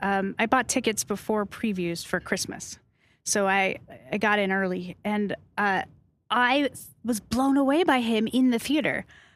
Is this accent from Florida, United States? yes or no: no; Massachusetts, United States; Massachusetts, just north of Boston.